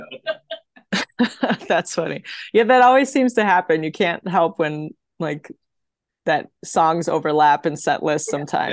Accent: Wisconsin, United States; I'm I'm from Wisconsin, so I'm going to say Wag differently than you guys say it

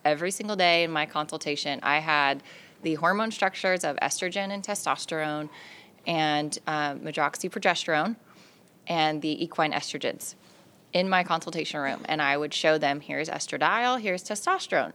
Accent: California, United States; also born or lived in Las Vegas, Nevada; I was born and raised in California

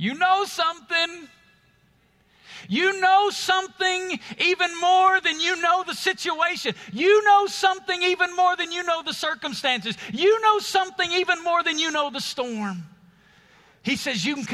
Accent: Alabama, United States; moved away as an adult; now in Las Vegas, United States; When God called my family to Las Vegas, we're from Alabama. We're moving to the desert.

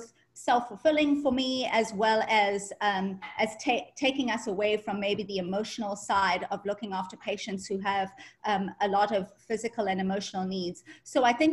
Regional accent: South Africa; moved away as an adult; also born or lived in Ireland; now in United States; I'm ethnically Indian, but I grew up in South Africa

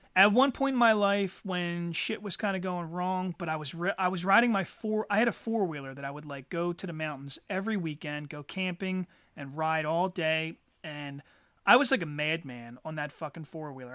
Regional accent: Eddystone, Pennsylvania, United States; also born or lived in Norwood, Pennsylvania; I always associate Eddie Stone as my childhood

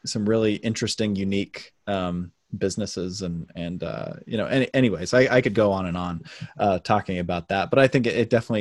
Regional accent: South Jordan, Utah, United States; moved away as an adult; now in Logan, United States; I'm originally from South Jordan and came here for school

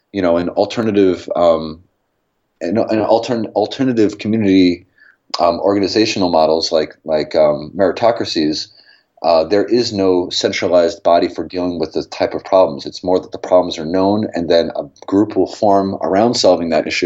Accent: New York City, New York, United States; moved away; I'm from New York City

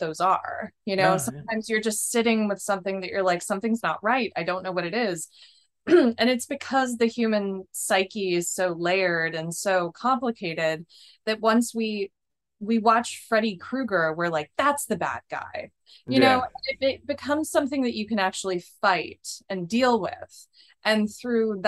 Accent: the Bible Belt, United States; I grew up in the Bible Belt

